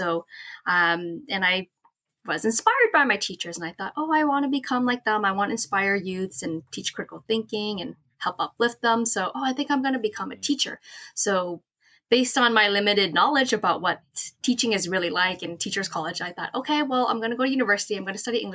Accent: Toronto, Ontario, Canada; I am from Toronto, Ontario, Canada, born and raised

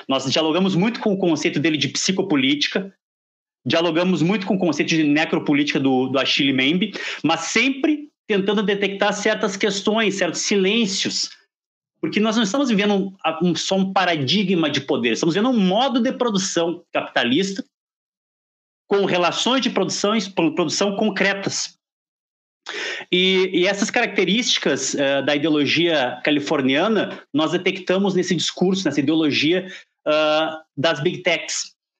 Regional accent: Porto Alegre, Rio Grande do Sul, Brazil; a cidade de Porto Alegre, de onde eu venho

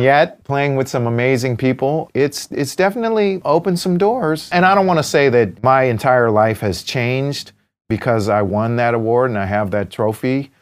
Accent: United States; I'm American, right? While, while I'm an Asian American, I'm Chinese American, you know, I'm from here

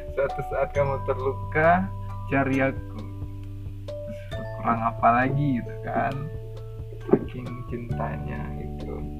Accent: Sumatra, Indonesia; kalau bahasa kami orang Sumatera

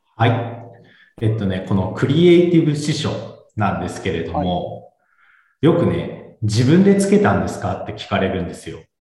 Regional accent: Fukuoka, Japan; moved away as an adult; also born or lived in Tokyo / Shizuoka; now in Shiiba, Japan; 博多で生まれて、えー、大学で上京して

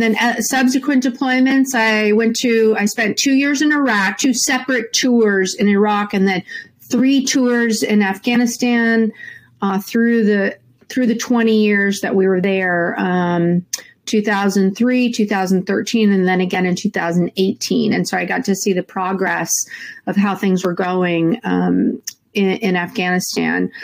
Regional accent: Santa Rosa, California, United States; I was born and raised in Santa Rosa, California, which is just about an hour north of San Francisco

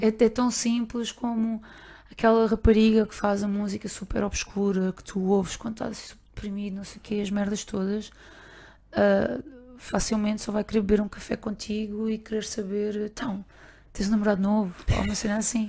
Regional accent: Barreiro, Lisbon, Portugal; com quem eu cresci aqui, no Barreiro

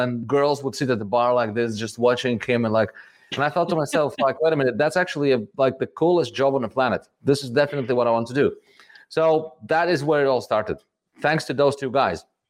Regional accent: Riga, Latvia; I'm from Riga, from Latvia, born here, grew up here.

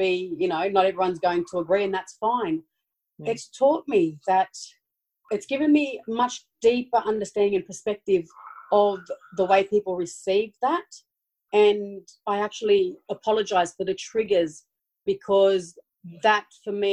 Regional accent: Sydney, New South Wales, Australia; also born or lived in Brisbane; we grew up in Redfern, which is an Aboriginal community here in Sydney

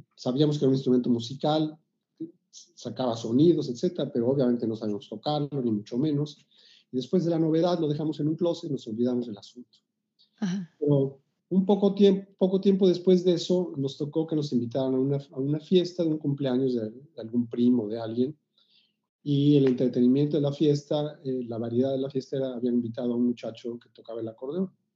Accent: Mexico City, Mexico; yo nací en la Ciudad de México en, en los 50, en 1956. Nací en el seno de una familia de origen judío. Y inicialmente crecí en la colonia Narvarte, luego en la colonia del Valle

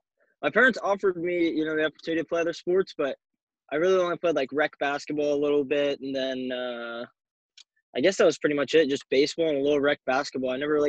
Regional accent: Eugene, Oregon, United States; You know, I was down from Eugene, then I went to Mariana, Florida, which is not anywhere close.

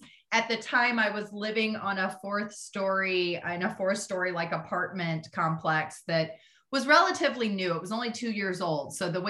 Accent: Midwest, United States; I grew up in the Midwest.

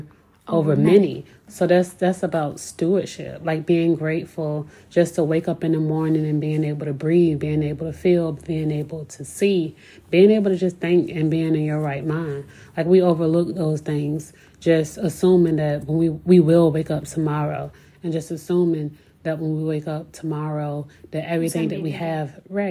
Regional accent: Virginia Beach, Virginia, United States; growing up in Virginia Beach, I'm used to the beach

